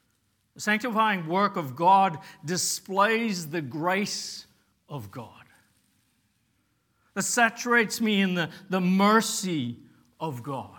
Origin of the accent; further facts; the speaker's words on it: Papua New Guinea; and we lived in Papua New Guinea. I grew up in Papua New Guinea as a kid, and we lived in a village.